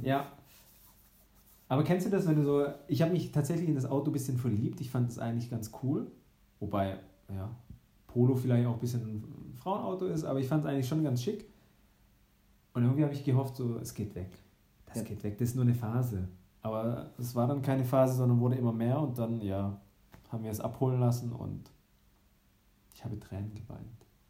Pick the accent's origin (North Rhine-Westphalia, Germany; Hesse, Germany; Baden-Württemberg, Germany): Baden-Württemberg, Germany; meiner Heimatstadt, näher im Bodensee